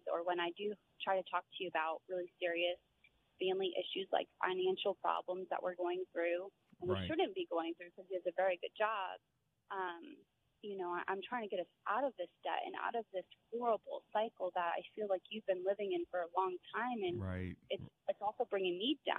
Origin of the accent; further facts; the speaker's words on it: Maryland, United States; moved away; also born or lived in Virginia; I'm actually traveling from Virginia for my family's house back home to Maryland